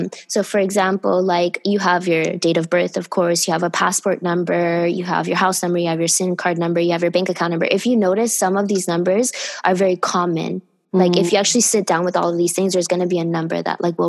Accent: Miami, Florida, United States; I grew up in Miami

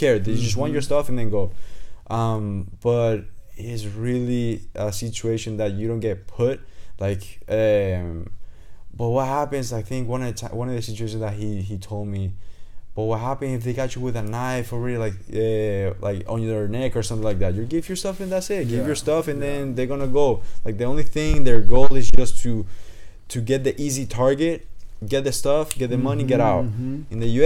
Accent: Venezuela; now in United States; I come from Venezuela.

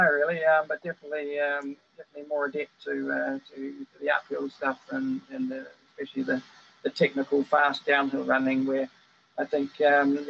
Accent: New Zealand; moved away as an adult; now in Ziano, Italy; Growing up in New Zealand

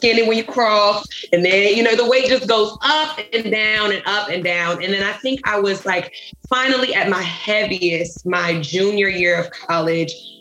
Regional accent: Richmond, Virginia, United States; also born or lived in Chesterfield, Virginia; I'm originally from Richmond, Virginia

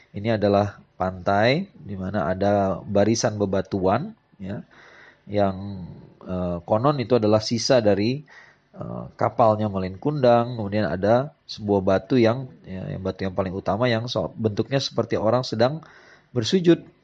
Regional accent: West Sumatra, Indonesia; Ini ada sebuah kisah legenda yang yang sangat terkenal kalau menurut saya sih ya dari kampung halaman saya di Sumatera Barat.

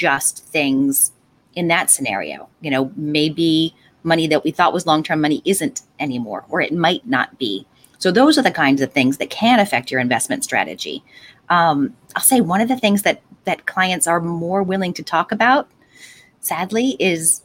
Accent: Delaware County, Pennsylvania, United States; I'm a Delco person

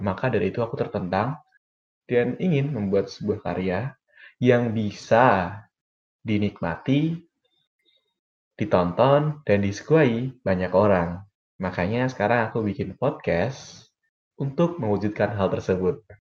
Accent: Demak, Central Java, Indonesia; moved away as an adult; now in Semarang, Indonesia; aku berasal dari Demak dan sekarang sedang tinggal di Semarang

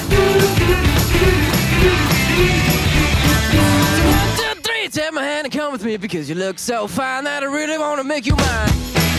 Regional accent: Manchester, North West England, United Kingdom; despite being a Mancunian

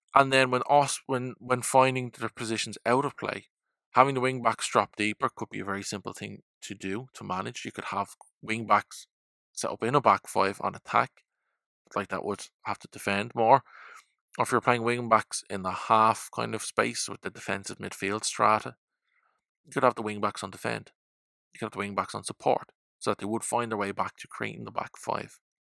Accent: Ireland; as an Irishman

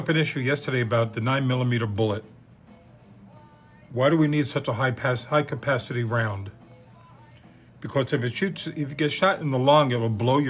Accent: New York City, New York, United States; also born or lived in Bloomington, Illinois; now in Deerfield Beach, United States; I'm from Bayside, Queens, New York. I grew up there. I was born in Bloomington, Illinois

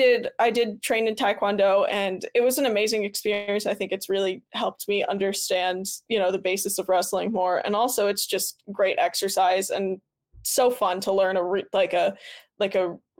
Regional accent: New Jersey, United States; Like I came from New Jersey.

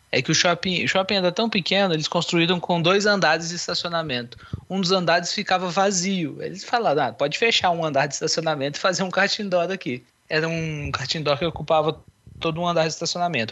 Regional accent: Barbacena, Minas Gerais, Brazil; Eu sou lá de Barbacena, interior de Minas

